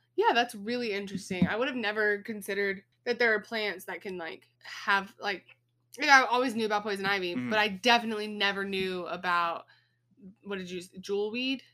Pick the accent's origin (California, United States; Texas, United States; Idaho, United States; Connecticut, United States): Texas, United States; When I was a kid, of course, growing up in Texas, we have snakes around here